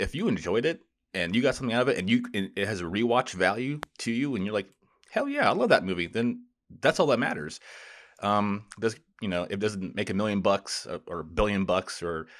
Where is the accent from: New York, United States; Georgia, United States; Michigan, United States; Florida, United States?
Florida, United States; the neighborhood I grew up in Florida, they just built a new theater.